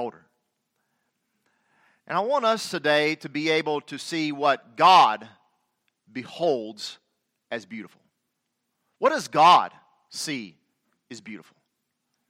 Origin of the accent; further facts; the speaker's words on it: the South, Southern United States, United States; accent: southern; I know my southern accent doth betray me